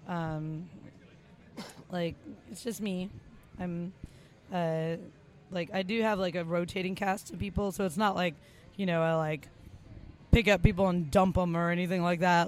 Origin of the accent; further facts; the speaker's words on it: Los Angeles, California, United States; moved away as an adult; also born or lived in Lexington, Kentucky; I was born in East